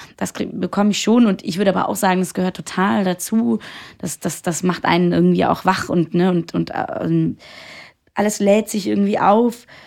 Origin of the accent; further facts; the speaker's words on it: Austria; moved away; ich komme ja aus Österreich